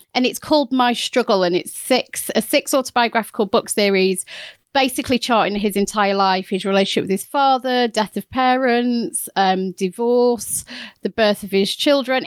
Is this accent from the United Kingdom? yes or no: yes; Chesterfield, East Midlands, United Kingdom; my hometown